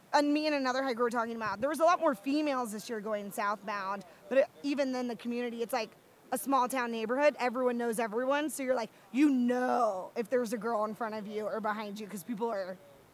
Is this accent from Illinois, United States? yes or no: no; Georgia, United States; So I'm from Georgia, and I grew up, like, suction hiking here.